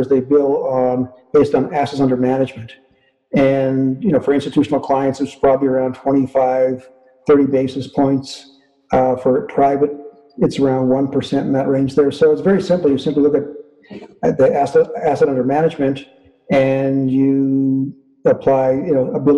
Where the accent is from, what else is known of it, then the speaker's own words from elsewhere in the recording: northern Manitoba, Canada; also born or lived in Winnipeg, Canada; I was born in Winnipeg and grew up in northern Manitoba.